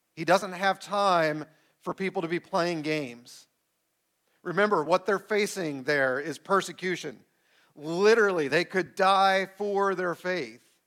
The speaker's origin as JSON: {"language": "English", "country": "United States"}